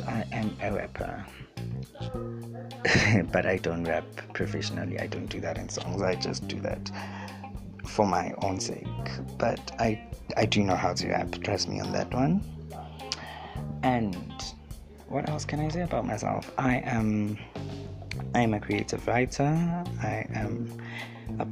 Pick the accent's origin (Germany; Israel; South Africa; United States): South Africa; I am a choppy, which is a culture from Mozambique, but I was born here in South Africa